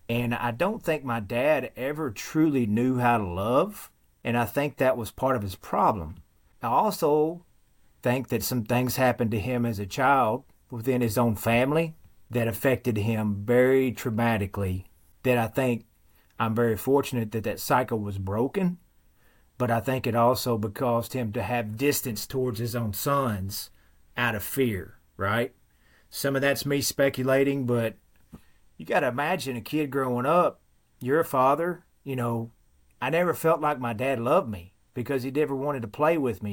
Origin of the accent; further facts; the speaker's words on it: Western Kentucky, United States; accent: thick Western Kentucky dialect; Very thick accent. I have found that there is a particular dialect that only exists in a very small section of Western Kentucky where I live